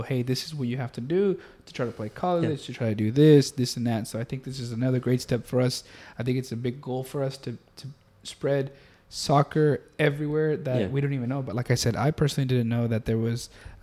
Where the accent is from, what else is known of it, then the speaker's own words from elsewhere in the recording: Mexico; I'm from Mexico